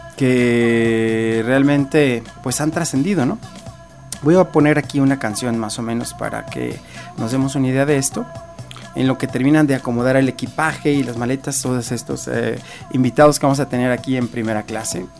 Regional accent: Mexico; nosotros como mexicanos

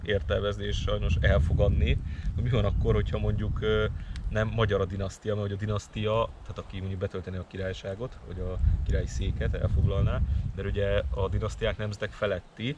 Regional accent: Hungary; magyarok vagyunk itt a magyarságom

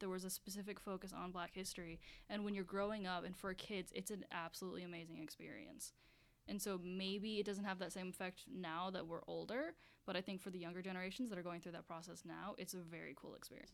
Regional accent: Baltimore, Maryland, United States; I'm from Baltimore

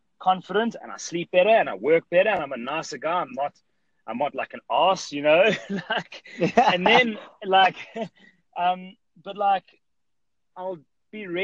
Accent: South Africa; I'm from South Africa, and I have a gym in South Africa here in Johannesburg

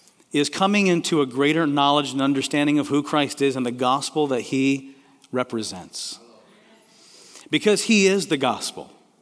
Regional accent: Kenya; also born or lived in Tanzania; I grew up in Kenya and Tanzania, East Africa, and when you say Bwana Sifiwe, which means praise the Lord, everybody responds and says, amen.

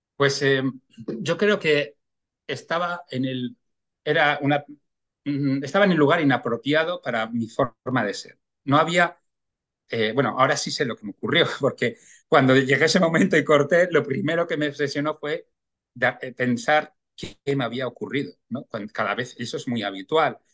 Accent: Bilbao, Basque Country, Spain; yo nací en Bilbao y, bueno, en mi infancia pues fue además en una época en la cual eh, pues Bilbao era, era muy industrial, gris

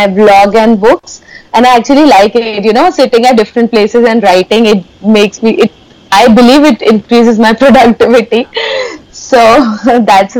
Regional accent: Kanpur, Uttar Pradesh, India; my hometown Kanpur

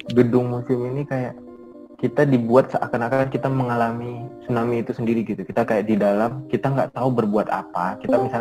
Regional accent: Medan, North Sumatra, Indonesia; also born or lived in Banda Aceh; Jadi uh, eh, gue kan sebenarnya kan aslinya orang Medan nih kan. Hmm. Lahir di Medan, besar di Medan. Nah, orangnya bukan orang Medan, orang Padang. Jadi tuh gue sempat kuliah tuh berapa empat tahun itu di hmm. Banda Aceh

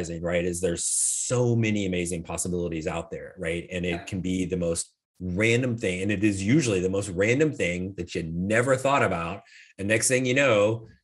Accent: Indiana, United States; also born or lived in Florida; now in Arizona, United States; I grew up in Indiana, so and my family's all still there

